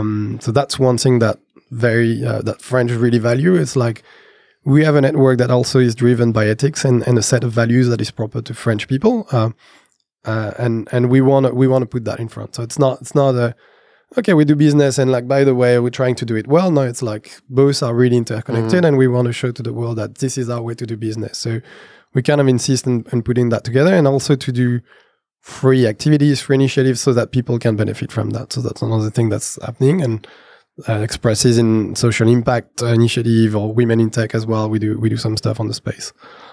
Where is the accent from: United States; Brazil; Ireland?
Brazil; because I come from Brazil, we know people from Brazil.